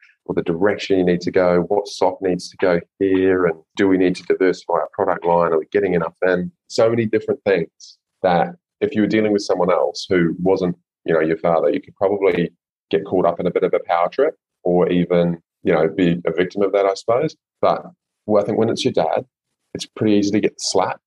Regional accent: New Zealand; now in Gold Coast, Australia; I'm a Kiwi living in Oz

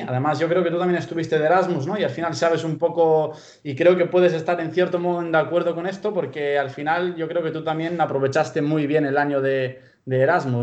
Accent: Pamplona, Navarre, Spain; accent: purely Spanish; moved away as an adult; also born or lived in Bulgaria; now in Galicia, Spain; vine aquí a los 12 años, allá por el año 2005, y eh, vine a Pamplona, que es de donde, vengo.

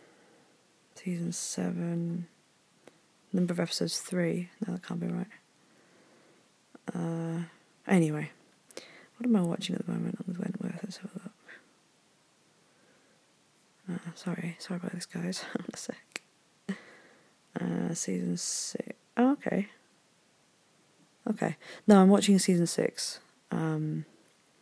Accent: Yorkshire and the Humber, United Kingdom; I'm from Yorkshire

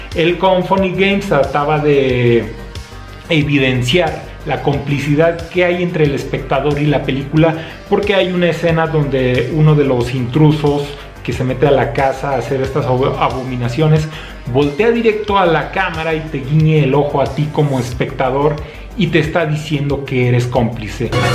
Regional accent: Zacatecas, Mexico; desde Zacatecas, México

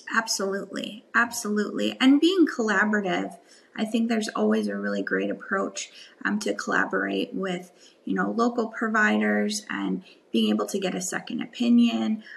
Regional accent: Wisconsin, United States; I grew up in Wisconsin, um, the Midwest

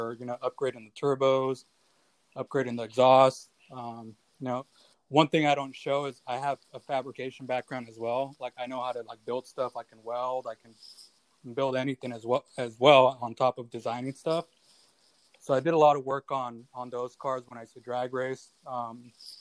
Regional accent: Orange County, Southern California, United States; I'm from California, Southern California, Orange County.

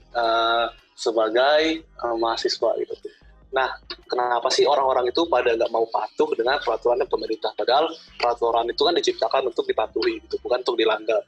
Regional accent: Palembang, South Sumatra, Indonesia; gue kan dari Palembang ya, jadi di Palembang tuh udah nerapin PSBB

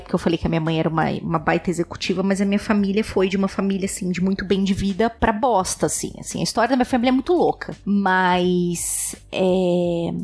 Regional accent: São Paulo, Brazil; eu sempre morei em São Paulo, nasci, fui criada em São Paulo

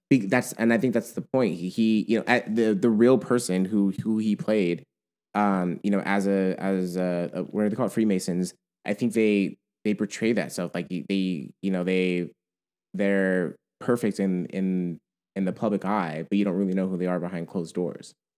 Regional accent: United States; growing up in America

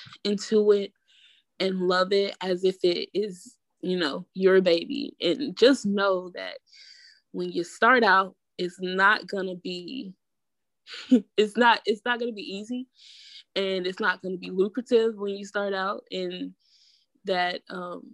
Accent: Atlanta, Georgia, United States; moved away as an adult; also born or lived in Raleigh-Durham area, North Carolina; now in Raleigh/Durham area, United States; I'm from Atlanta

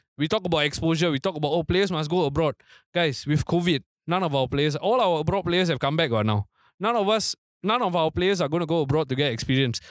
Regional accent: Singapore; also born or lived in Tampines; As Singaporean football fans

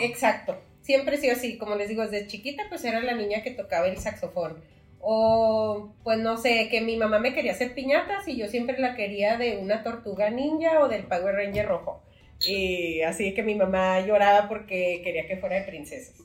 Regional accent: Nuevo Casas Grandes, Chihuahua, Mexico; moved away as an adult; now in Ciudad Juárez, Mexico; soy de Nuevo Casas Grandes, allá nací, allá crecí hasta que salí de la prepa

